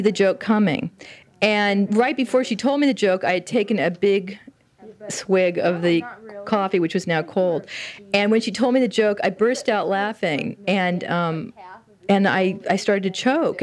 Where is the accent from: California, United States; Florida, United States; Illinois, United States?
California, United States; the Valley; accent: Valley; I was from the Valley